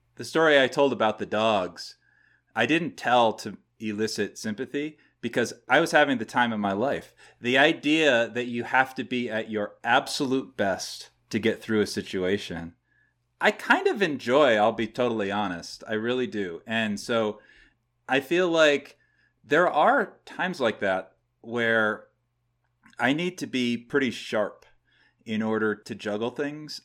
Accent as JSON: {"language": "English", "region": "New Hampshire", "country": "United States", "tie": "born or raised there", "also_born_or_lived": "Los Angeles, California", "moved": "as an adult", "lives_now": "Northern California, United States", "said": "I grew up in New Hampshire. I now live in California, Northern California."}